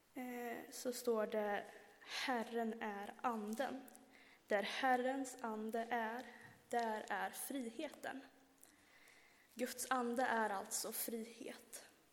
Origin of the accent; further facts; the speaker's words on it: Värmland, Sweden; moved away; hemma i Värmland